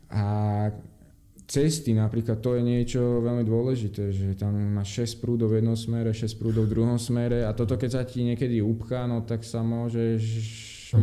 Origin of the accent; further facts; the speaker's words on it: Slovakia; moved away as an adult; also born or lived in Denmark; now in Brazil; Slovensko povieš